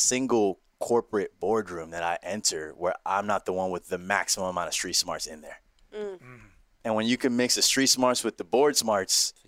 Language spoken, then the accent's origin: English; New York City, New York, United States; We grew up uptown in the Heights